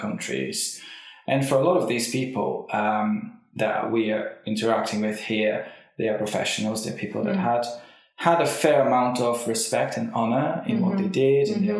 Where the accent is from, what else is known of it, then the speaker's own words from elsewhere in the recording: Brazil; first language Portuguese; English is a second language; moved away as an adult; now in Liverpool, United Kingdom; So I'm originally from Brazil. I have now lived out of Brazil for 19 years